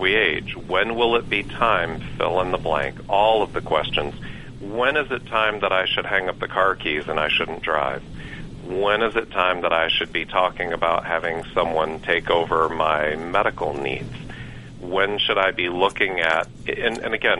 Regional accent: Michigan, United States; moved away as an adult; now in Georgia, United States; I grew up in Michigan and moved to Georgia to chase a career and start a family several years ago

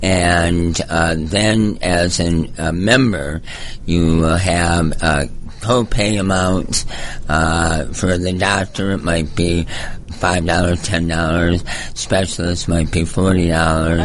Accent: Michigan, United States; moved away as an adult; also born or lived in California / Georgia; I grew up in Michigan, moved to California, got into pharmaceutical sales

